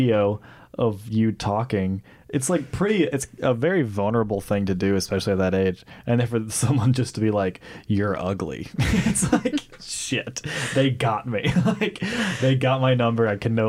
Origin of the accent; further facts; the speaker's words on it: Mississippi, United States; moved away; my hometown in Mississippi